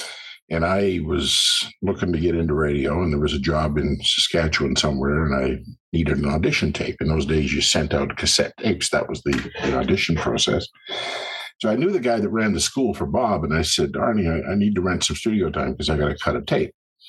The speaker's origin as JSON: {"language": "English", "country": "Brazil", "tie": "born there", "said": "I was born in Brazil. And as I like to say, that's where the nuts come from."}